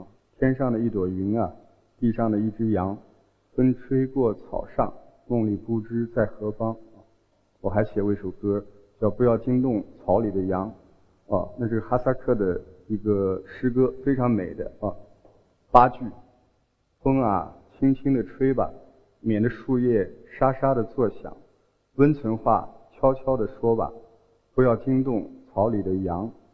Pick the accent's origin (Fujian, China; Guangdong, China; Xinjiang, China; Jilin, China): Xinjiang, China; Hotan; accent: southern; also born or lived in Chun'an, Zhejiang; 我是新疆人，啊，我出生在新疆的和田。